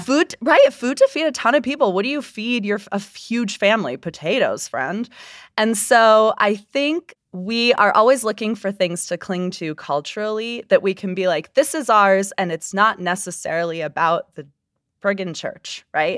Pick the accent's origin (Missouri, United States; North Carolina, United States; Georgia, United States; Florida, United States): Florida, United States; also born or lived in Utah; now in Salt Lake City, United States; I first encountered fry sauce in my home state of Florida